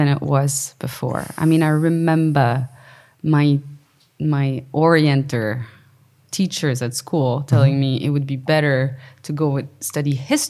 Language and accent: English; Quebec, Canada